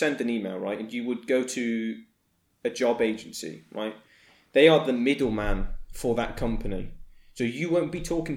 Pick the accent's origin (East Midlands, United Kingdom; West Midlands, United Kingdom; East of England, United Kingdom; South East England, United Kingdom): West Midlands, United Kingdom; Birmingham; accent: Brummie; I'm from the UK. I am more in the area of Birmingham